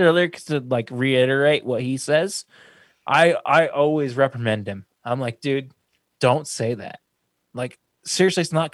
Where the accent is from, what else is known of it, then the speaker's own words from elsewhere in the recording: Missouri, United States; My dad's from California, my mom's from fucking Scotland. I grew up in Missouri